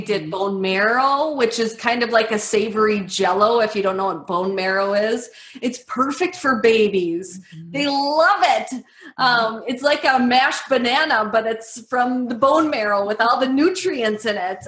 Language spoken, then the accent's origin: English; Medford, Wisconsin, United States; I grew up in Medford, Wisconsin